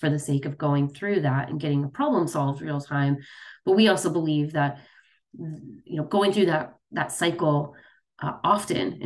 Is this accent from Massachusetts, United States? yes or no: no; Chicago, Illinois, United States; I grew up in the Midwest. I was raised, born and raised in Chicago.